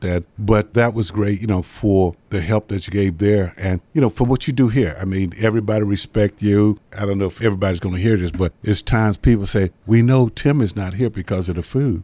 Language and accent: English; Jacksonville, Florida, United States; growing up in Jacksonville, you know, my mom was a assistant chef down at, uh, Punta Vedra Beach.